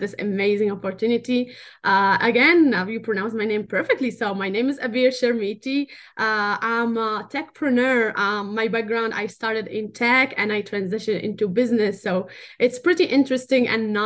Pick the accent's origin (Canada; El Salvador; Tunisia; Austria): Tunisia; English is a second language; moved away; I'm North African. I'm from Tunisia